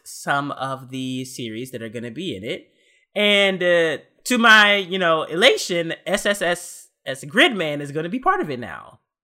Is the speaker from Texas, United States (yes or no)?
yes; Texas, United States; moved away; I'm from Texas, so, like, I'm used to the heat